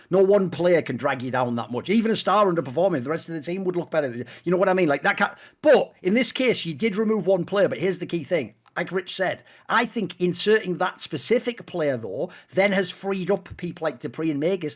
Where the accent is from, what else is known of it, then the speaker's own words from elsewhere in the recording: the Northeast, North East England, United Kingdom; I'm from the Northeast